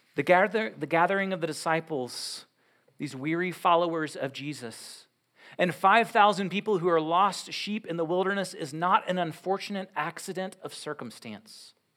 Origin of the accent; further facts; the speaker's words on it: United States; as Western Americans